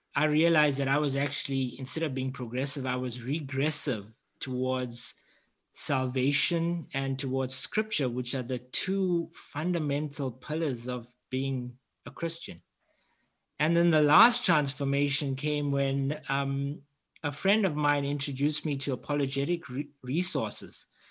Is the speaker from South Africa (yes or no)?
yes; Durban, KwaZulu-Natal, South Africa; I'm from Durban, South Africa, I grew up in quite a unique setting